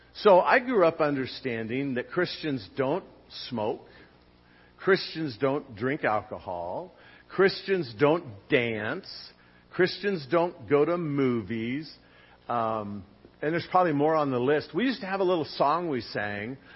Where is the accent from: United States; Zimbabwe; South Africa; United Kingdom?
United States; Long Beach, California; I grew up in Long Beach, near the intersection of Lakewood and Stearns